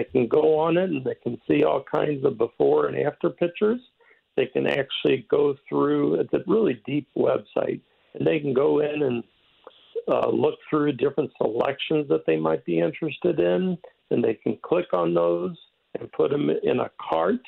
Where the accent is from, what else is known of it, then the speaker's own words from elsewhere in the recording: Cape Girardeau, Missouri, United States; moved away as an adult; now in St. Louis, United States; I was born in St. Louis, but at a young age of about three, my father moved our family to Cape Girardeau, and that's where I grew up